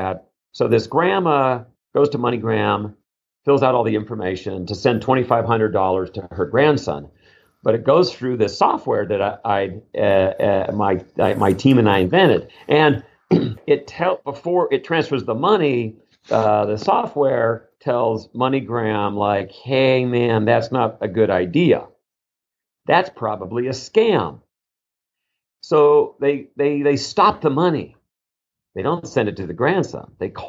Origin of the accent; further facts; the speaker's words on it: Las Vegas, Nevada, United States; I'm like from Vegas.